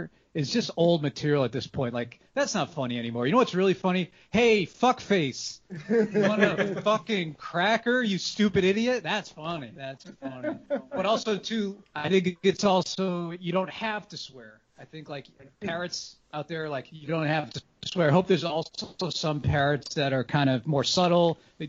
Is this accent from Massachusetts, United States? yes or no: yes; Boston, Massachusetts, United States; It's like growing up in Boston.